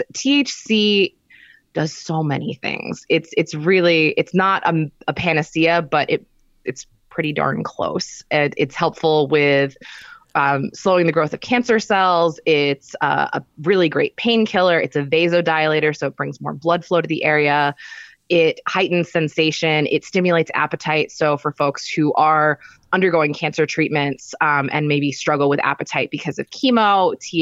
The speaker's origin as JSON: {"language": "English", "region": "Pennsylvania", "country": "United States", "tie": "born or raised there", "moved": "yes", "said": "where I grew up in Pennsylvania"}